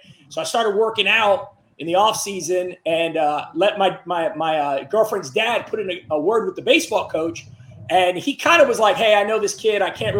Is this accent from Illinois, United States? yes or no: no; New York City, New York, United States; moved away; also born or lived in Florida; Brooklyn, New York. So I grew up in Brooklyn, New York.